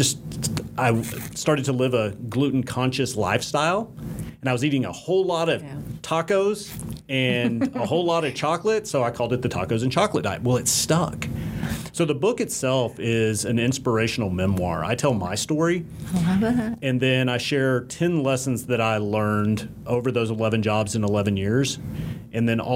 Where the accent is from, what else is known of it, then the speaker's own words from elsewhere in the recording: Dallas, Texas, United States; also born or lived in Fort Worth, Texas; now in Rainbow, United States; I grew up in Dallas and was living in Fort Worth most recently